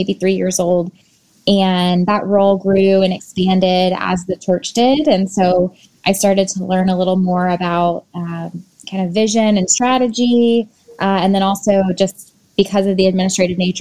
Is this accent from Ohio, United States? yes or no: no; Tallahassee, Florida, United States; Tallahassee is my hometown